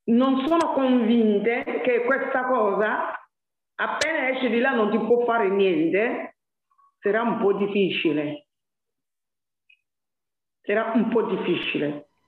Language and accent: Italian; Côte d’Ivoire; Allora, ehm, io sono della Costa d'Avorio, come le sapete voi, però sto lavorando come le donne del Burkina Faso